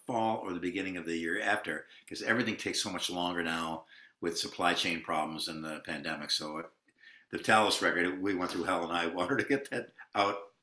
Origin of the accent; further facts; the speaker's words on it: United States; As an American